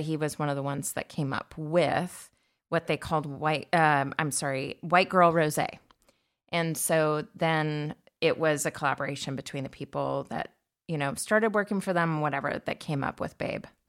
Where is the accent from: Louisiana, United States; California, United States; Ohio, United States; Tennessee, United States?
California, United States; I grew up in California, it was, but we were in the landlocked area